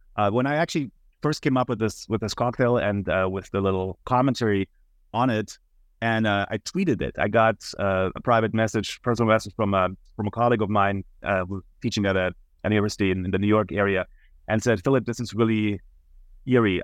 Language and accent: English; Munich, Bavaria, Germany; moved away as an adult; now in United States; I'm originally from Munich, Germany, and that's also where I attended the university yeah, for eight semesters